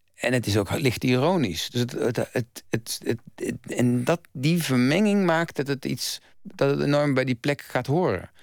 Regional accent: North Brabant, Netherlands; ik ben van huis uit als Brabander

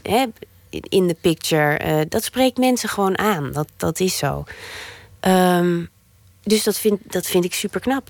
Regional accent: Netherlands; moved away as an adult; also born or lived in Antwerp, Belgium; now in Belgium; ik ben en blijf een Hollandse

